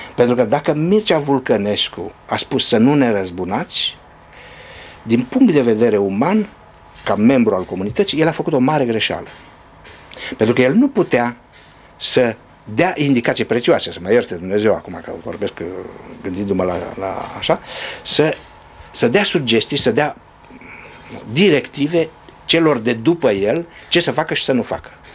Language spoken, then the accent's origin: Romanian; Romania; moved away; Ca român